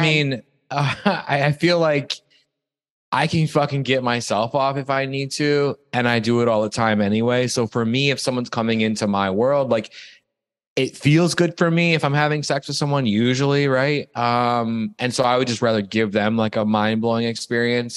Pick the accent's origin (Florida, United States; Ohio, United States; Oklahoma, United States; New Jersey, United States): Ohio, United States; Toledo; moved away; I'm from a place called Toledo, Ohio, which is 40 minutes